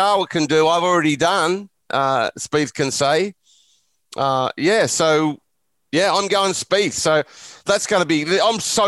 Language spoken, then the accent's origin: English; Australia; Growing up in Australia